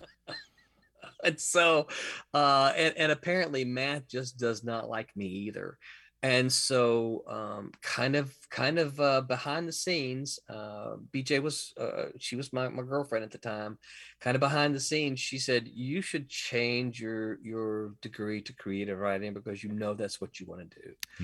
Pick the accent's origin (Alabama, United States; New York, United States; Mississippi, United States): Mississippi, United States; moved away as an adult; now in Florida, United States; I'm from Mississippi.